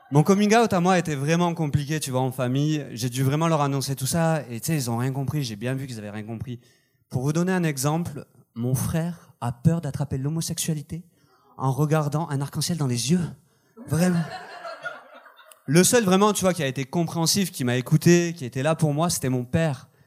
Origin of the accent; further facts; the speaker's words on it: south of France, France; accent: southern French; moved away as an adult; now in Montreal, Canada; je viens du sud de la France, au cas où vous auriez pas entendu l'accent